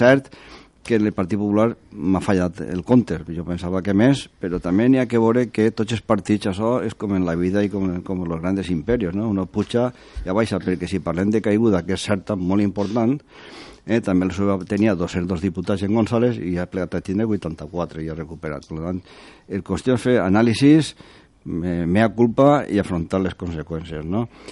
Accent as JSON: {"language": "Catalan", "region": "Valencian Community", "country": "Spain", "said": "a mi, com a valencià"}